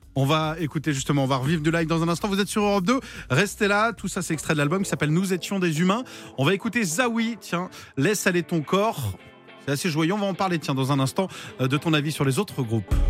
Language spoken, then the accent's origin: French; Vendée, Pays de la Loire, France; je viens de Vendée